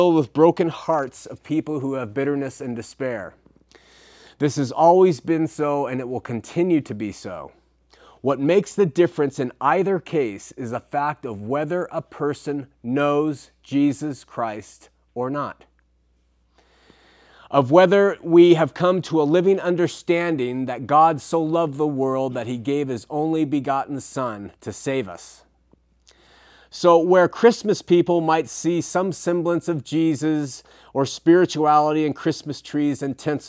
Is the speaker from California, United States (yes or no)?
yes; Southern California, United States; in my hometown in Southern California, my wife went to her LDS sacrament meeting